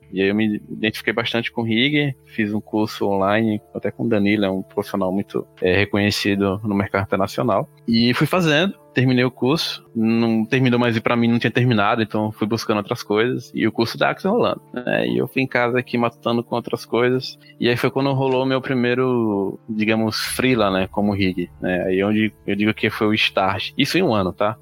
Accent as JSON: {"language": "Portuguese", "town": "Aracaju", "region": "Sergipe", "country": "Brazil", "tie": "born or raised there", "moved": "as an adult", "lives_now": "São Paulo, Brazil", "said": "eu sou de Aracaju, Sergipe, nasci lá, fiquei lá até os 22 anos. E aí eu vim pra São Paulo."}